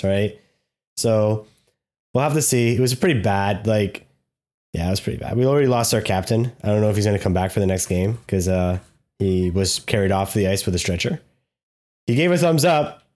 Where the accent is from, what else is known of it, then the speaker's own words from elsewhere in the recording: Canada; We're Canadian.